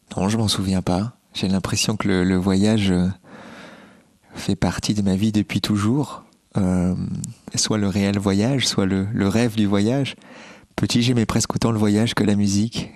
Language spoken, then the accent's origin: French; Bordeaux, Nouvelle-Aquitaine, France; Je suis né à Bordeaux et toute ma famille habitait à, Bordeaux